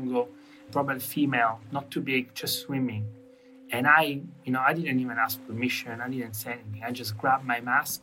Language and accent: English; Catania, Sicily, Italy; I was born on an island, and I grew up on an island. I'm from Sicily, specifically from the city of Catania, which is right on the water.